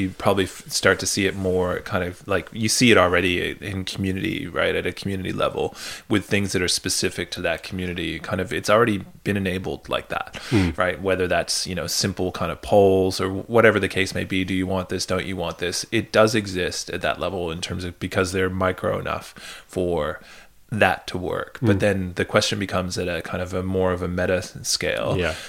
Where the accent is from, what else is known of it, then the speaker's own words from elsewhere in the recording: Canada; also born or lived in United Kingdom; Whereas that's not my experience of growing up in Canada or in the UK.